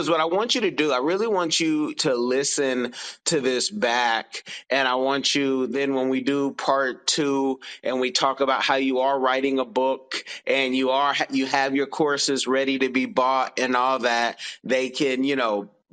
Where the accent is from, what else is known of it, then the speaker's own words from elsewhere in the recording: United States; as an American